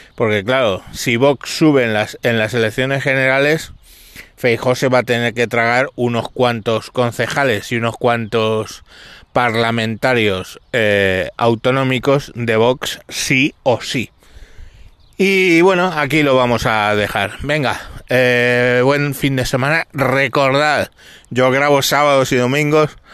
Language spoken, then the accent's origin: Spanish; Galapagar, Community of Madrid, Spain